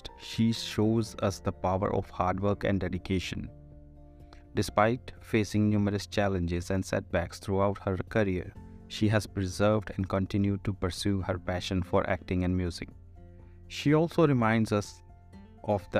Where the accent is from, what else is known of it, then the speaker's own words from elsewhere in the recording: Ludhiana, Punjab, India; As a child growing up in Ludhiana, Punjab, India